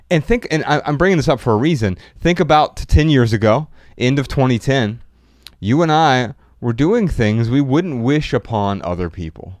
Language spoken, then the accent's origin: English; Dayton, Ohio, United States; I was born in Dayton, Ohio, a few months previous